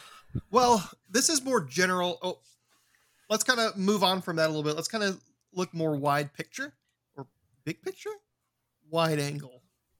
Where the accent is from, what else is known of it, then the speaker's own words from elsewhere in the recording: Alabama, United States; Yeah, I'm from Alabama.